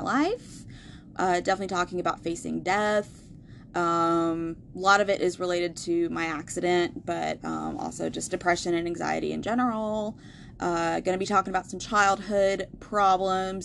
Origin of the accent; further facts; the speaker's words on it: Asheville, North Carolina, United States; growing up in Asheville